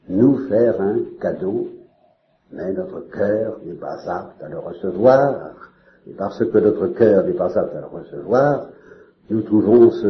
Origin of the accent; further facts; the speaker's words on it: Normandy, France; je suis normand